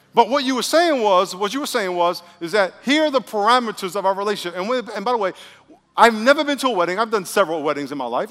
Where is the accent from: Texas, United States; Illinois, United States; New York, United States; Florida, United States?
New York, United States; New York City; moved away; I grew up in New York and, and took the subway a thousand times